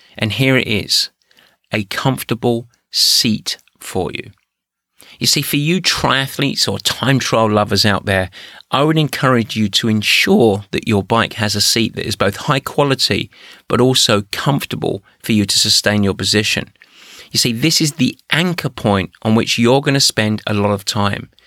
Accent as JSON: {"language": "English", "region": "England", "country": "United Kingdom", "moved": "yes", "said": "I'm English"}